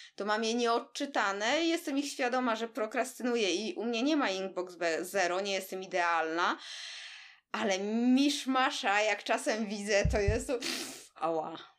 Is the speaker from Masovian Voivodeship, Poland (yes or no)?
yes; Warsaw, Masovian Voivodeship, Poland; jesteśmy oboje z Warszawy